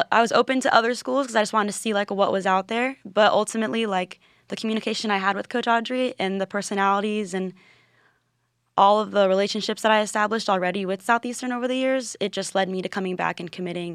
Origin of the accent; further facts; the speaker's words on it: Land O' Lakes, Florida, United States; I'm from Land Lakes, Florida